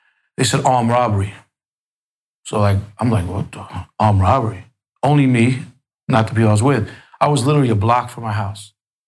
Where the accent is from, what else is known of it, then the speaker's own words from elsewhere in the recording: New York City, New York, United States; I grew up in Queens, middle class.